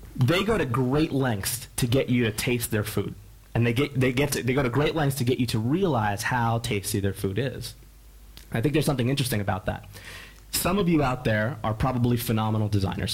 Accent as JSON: {"language": "English", "town": "Philadelphia", "region": "Pennsylvania", "country": "United States", "said": "I'm from Philadelphia"}